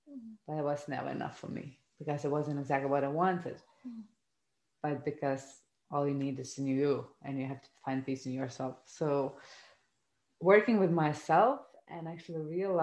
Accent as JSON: {"language": "English", "country": "Lithuania", "said": "I come from Lithuania, a kind of family, a post-communist country"}